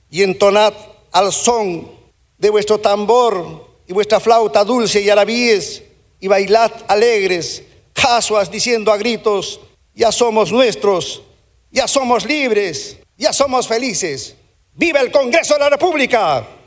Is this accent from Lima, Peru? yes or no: no; Cusco, Peru; como provinciano y como cusqueño